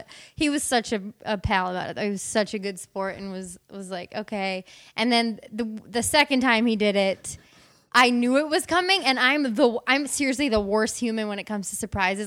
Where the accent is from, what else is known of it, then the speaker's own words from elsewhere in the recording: Wisconsin, United States; moved away; I'm originally from Wisconsin